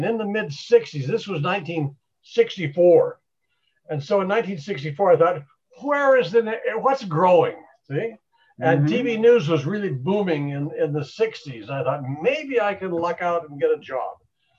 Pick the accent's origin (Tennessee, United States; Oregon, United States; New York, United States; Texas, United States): Oregon, United States; Gresham; also born or lived in Sedro-Woolley, Washington / Pendleton, Oregon; So we lived there for 2 years and then came to Gresham area.